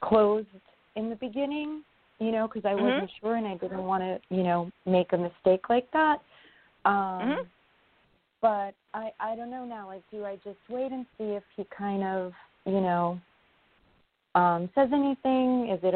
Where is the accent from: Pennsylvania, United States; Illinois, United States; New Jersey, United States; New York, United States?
New York, United States; from New York.